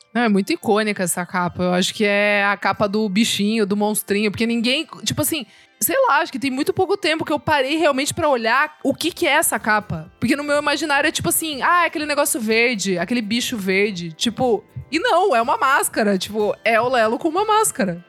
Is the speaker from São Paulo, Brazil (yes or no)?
yes; Sorocaba, São Paulo, Brazil; que sou de Sorocaba também, interior